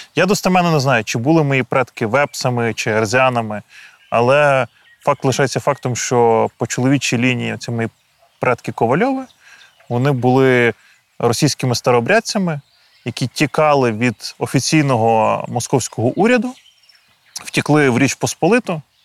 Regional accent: Boyarka, Kyiv Oblast, Ukraine; Я народився у містечку Боярка на Київщині.

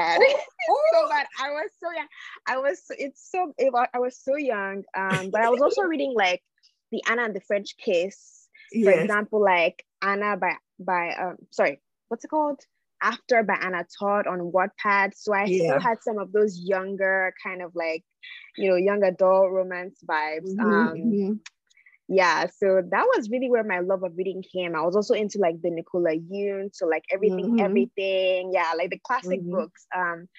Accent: Nigeria; I'm from Nigeria, but, you know, I'm also American. I have an American passport

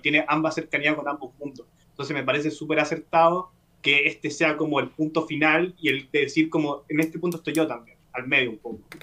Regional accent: Chile; yo como, espectador chileno

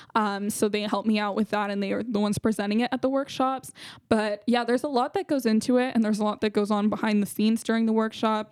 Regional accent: San Jose, California, United States; I'm from San Jose, California.

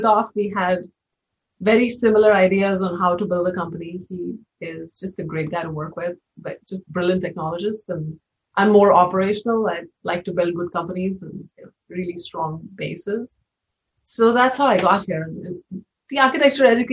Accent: India; moved away as an adult; also born or lived in Mumbai / Bay Area; now in United States; I was born in India and spent the first 22 years of my life there

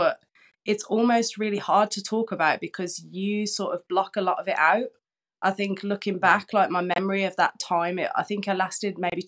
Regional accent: Birmingham, West Midlands, United Kingdom; from Birmingham

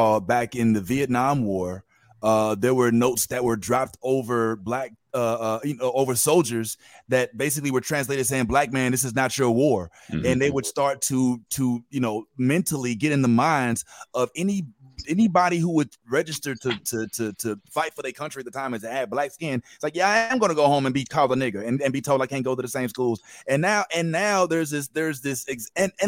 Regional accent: Missouri, United States; I'm from Missouri

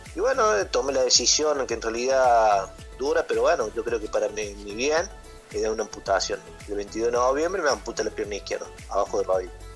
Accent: Córdoba, Argentina; yo soy de Córdoba, siempre viví de chiquito en Córdoba

